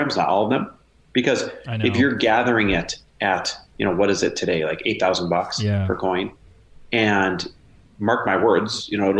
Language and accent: English; Midwest, United States; now in Southern California, United States; I grew up in the Midwest.